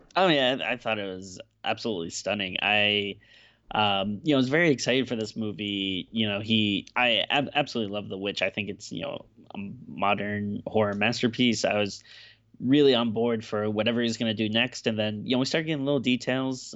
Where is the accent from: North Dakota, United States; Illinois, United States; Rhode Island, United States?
Rhode Island, United States; Woonsocket; Woonsocket, Rhode Island, uh, my hometown growing up